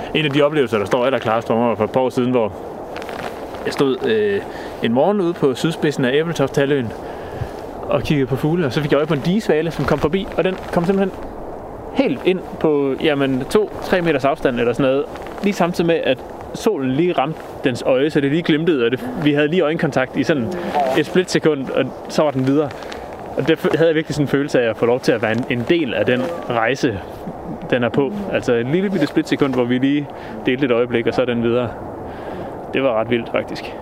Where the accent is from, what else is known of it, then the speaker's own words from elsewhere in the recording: Skanderborg, Central Denmark Region, Denmark; jeg er født og opvokset i Skanderborg